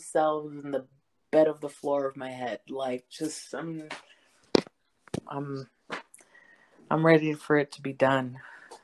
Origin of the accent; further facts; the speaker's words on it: California, United States; I am from California.